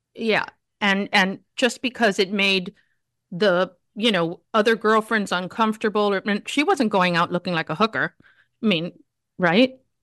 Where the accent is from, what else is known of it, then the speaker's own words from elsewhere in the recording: Miami, Florida, United States; growing up in Miami in a Cuban family